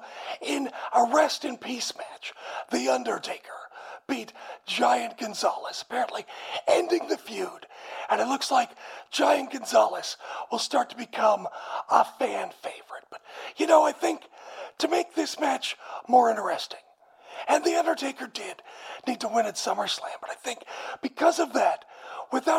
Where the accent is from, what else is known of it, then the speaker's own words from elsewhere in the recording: a town near Aberdeen, Washington, United States; I am from a town nearby